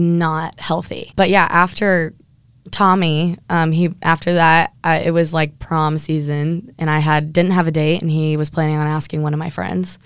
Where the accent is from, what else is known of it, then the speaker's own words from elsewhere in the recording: Huntington Beach, California, United States; I'm from Huntington Beach, California